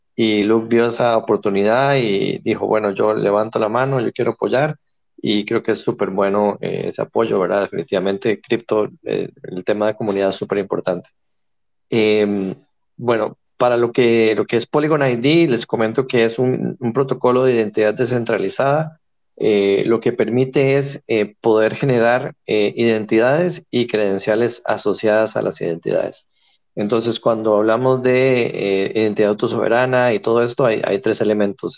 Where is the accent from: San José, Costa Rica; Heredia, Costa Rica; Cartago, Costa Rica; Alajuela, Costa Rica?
San José, Costa Rica; soy de San José, Costa Rica